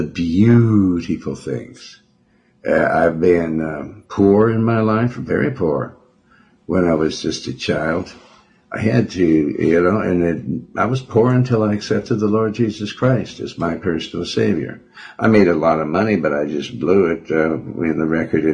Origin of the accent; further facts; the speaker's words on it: Montana, United States; also born or lived in Joplin, Missouri / Cleveland / Houston; now in California, United States; I was raised around Montana, in Montana. Lived in Windham, Lewistown, Helena, Billings, Montana